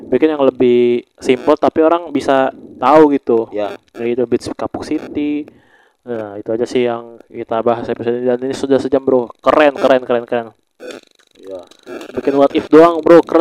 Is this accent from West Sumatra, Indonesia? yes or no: yes; Padang, West Sumatra, Indonesia; nah berarti ada ada dari Padang dong kota gue Padang